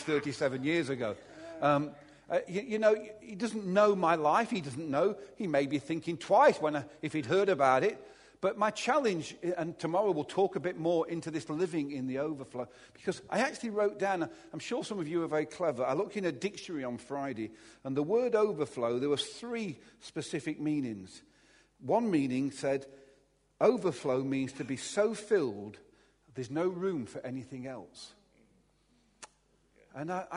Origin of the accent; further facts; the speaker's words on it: Derby, East Midlands, United Kingdom; I was brought up in Chaddesden in Derby, just a few miles down the road from here.